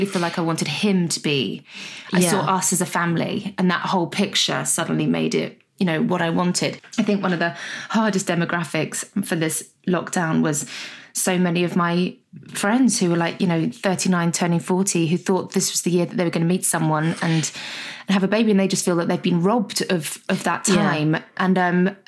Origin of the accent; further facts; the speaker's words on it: Guernsey; also born or lived in Scotland; when I was around one, my parents got divorced and my mum moved with my sister and I down to Guernsey, where her family was